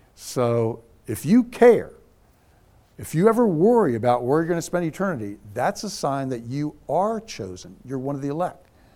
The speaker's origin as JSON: {"language": "English", "region": "Scotland", "country": "United Kingdom", "said": "I'm a Scotsman."}